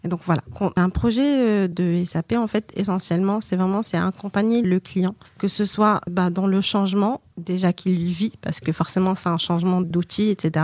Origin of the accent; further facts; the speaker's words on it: Morocco; also born or lived in France; Je viens du Maroc